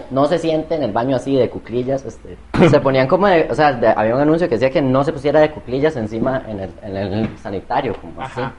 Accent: Cartago, Costa Rica; Yo soy de Cartago, así que no me ofendan

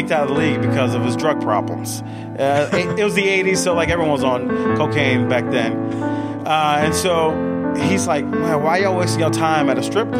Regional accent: New Orleans, Louisiana, United States; now in Atlanta, United States; I'm from New Orleans

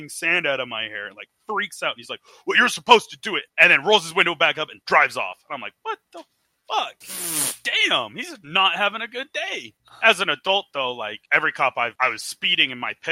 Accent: Oregon, United States; old-time Oregonians if you've been here through many generations, like my family has

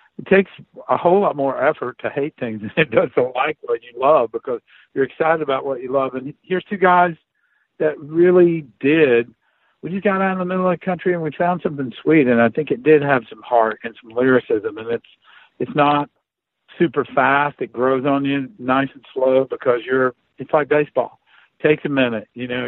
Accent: Appalachia, United States; I grew up way up in the mountains.

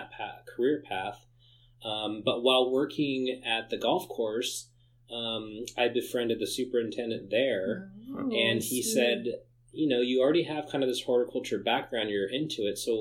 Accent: San Jose, California, United States; I grew up in San Jose, so I grew up close

